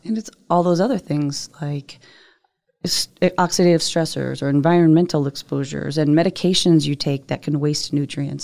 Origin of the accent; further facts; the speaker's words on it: Northeast, United States; I'm from the Northeast.